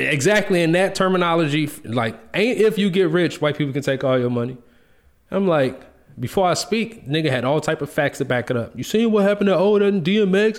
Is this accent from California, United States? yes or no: no; Chicago, Illinois, United States; I grew up in the Greens. I'm from Cabrini Green Projects.